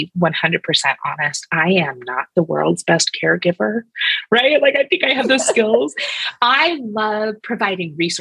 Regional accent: United States; moved away as an adult; also born or lived in Cambodia; I'm the only American on my team

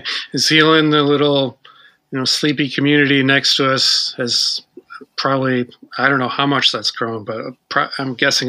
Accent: Ferguson, Missouri, United States; also born or lived in Quebec City, Canada / Boston, United States; now in Michigan, United States; I was born in Quebec City. I moved to St. Louis, actually Ferguson, when I was three.

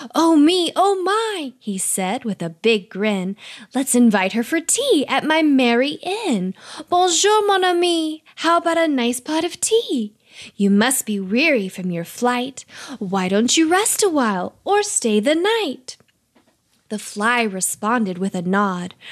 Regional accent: Texas, United States; I'm from Texas too

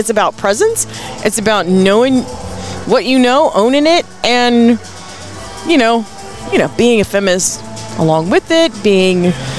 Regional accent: Odessa, Texas, United States; We West Texans, when it comes out, it comes out.

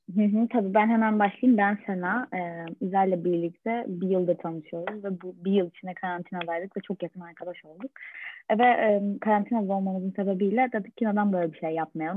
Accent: Turkey; Türk kültüründen de geldiğimiz için

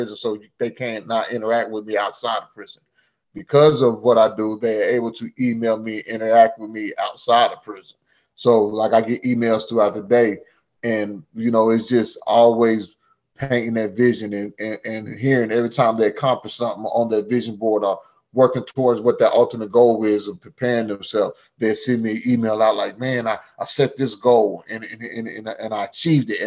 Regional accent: Sedalia, Missouri, United States; Anthony Buckner Projects in Sedalia, Missouri, in the early 80s.

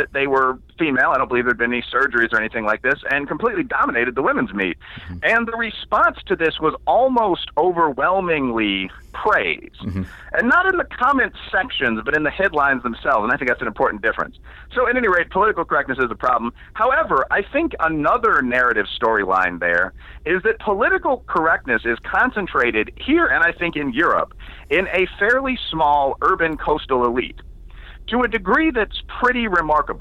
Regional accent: Chicago, Illinois, United States; moved away as an adult; now in Kentucky, United States; my hometown of Chicago

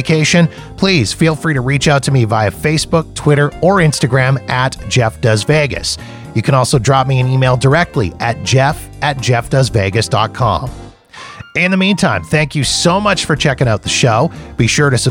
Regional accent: Canada; as a Canadian, I can actually work to get those taxes back. I've already been in contact with a couple of companies here in Canada

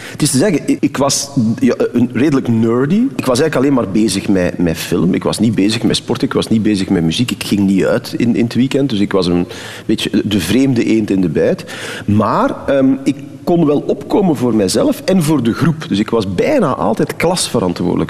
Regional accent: Temse, Flanders, Belgium; ik ben van Temse, van het Waasland

